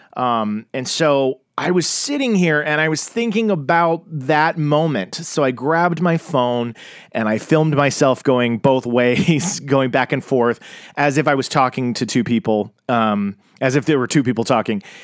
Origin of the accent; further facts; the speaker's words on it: Tulsa, Oklahoma, United States; I grew up in Tulsa, Oklahoma, and I was in the Bible Belt